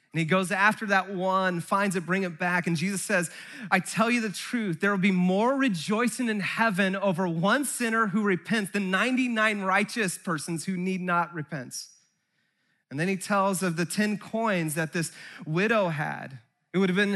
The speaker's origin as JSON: {"language": "English", "town": "Santa Cruz", "region": "California", "country": "United States", "tie": "born or raised there", "said": "I grew up in Santa Cruz"}